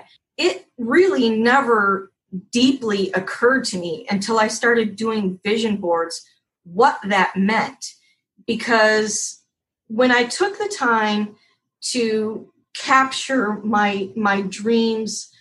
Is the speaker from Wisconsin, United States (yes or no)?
yes; Wisconsin, United States; now in Key West, United States; Tammy and I are from the Midwest. We're actually from Wisconsin.